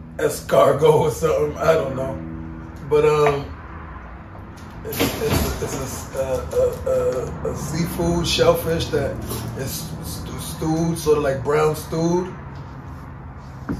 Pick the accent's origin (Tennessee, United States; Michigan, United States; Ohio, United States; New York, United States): New York, United States; New York City; I was born here in Queens